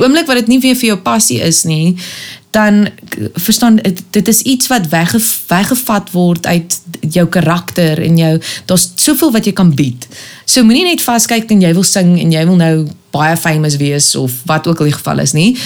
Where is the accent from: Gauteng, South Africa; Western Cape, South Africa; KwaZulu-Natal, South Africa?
Gauteng, South Africa; Pretoria; also born or lived in Kempton Park / Cape Town; Ek het mense van my tyd in Pretoria um, het ons spandeer, maar ek's gebore in Kempton